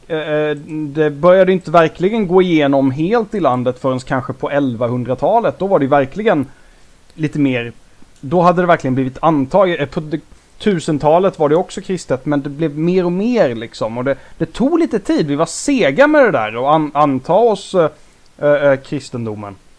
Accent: Småland, Sweden; vi växte upp i Småland

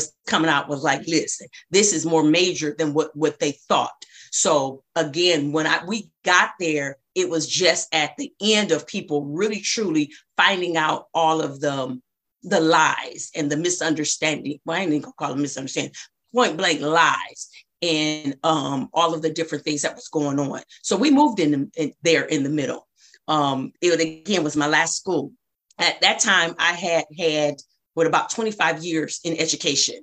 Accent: Flint, Michigan, United States; also born or lived in Ypsilanti, Michigan; now in Detroit, United States; I went to elementary school in Flint, moved away from middle school, came back my last year of high school

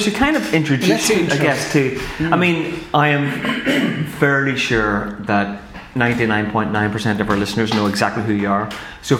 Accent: Kilkenny, Leinster, Ireland; a burger joint that's been in my hometown for a year.

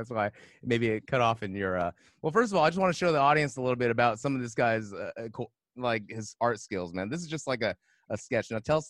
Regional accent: California, United States; growing up in California

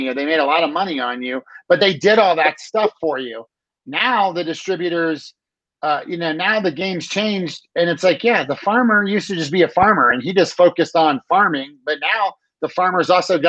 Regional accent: Maryland, United States; now in Colorado, United States; I grew up in Maryland, which is on the east coast of the US by Washington

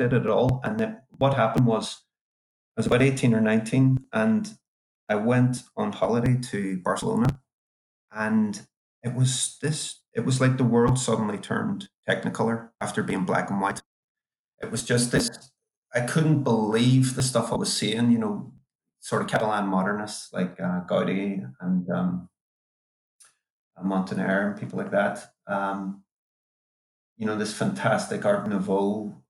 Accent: Derry, Northern Ireland, United Kingdom; I grew up in Derry during the Troubles there

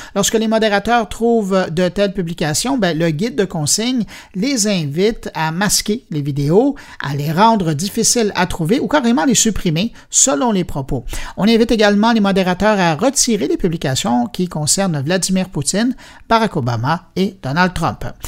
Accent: Quebec, Canada; chez nous, au Québec

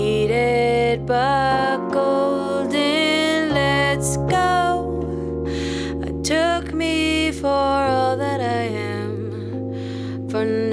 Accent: Austin, Texas, United States; I was born and raised in Austin

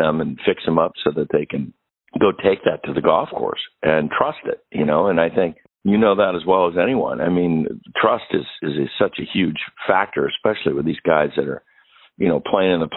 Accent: Pittsburgh, Pennsylvania, United States; now in Michigan, United States; I've been in Michigan for a lot of my life, but I grew up in Pittsburgh.

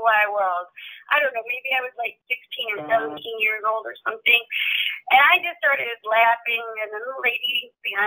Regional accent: Chicago, Illinois, United States; I'm from, born and raised in Chicago, so this is my hometown.

